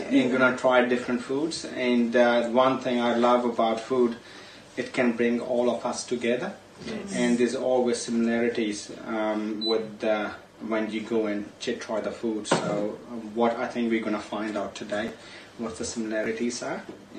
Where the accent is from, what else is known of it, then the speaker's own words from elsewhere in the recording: Punjab, India; moved away as an adult; now in New Zealand; I'm Punjabi Indian. Moved here around 12 years ago.